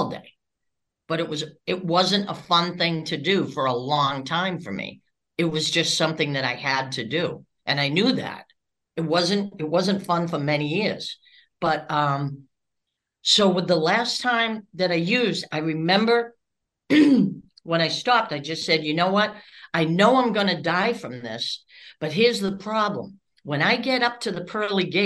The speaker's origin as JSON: {"language": "English", "region": "Massachusetts", "country": "United States", "also_born_or_lived": "Florida", "moved": "as an adult", "said": "I'm from Massachusetts"}